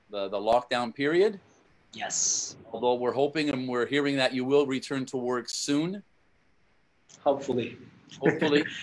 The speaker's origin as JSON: {"language": "English", "town": "Caracas", "region": "Capital District", "country": "Venezuela", "tie": "born or raised there", "also_born_or_lived": "Dominican Republic", "moved": "as an adult", "said": "I was born in Caracas, Venezuela, the capital."}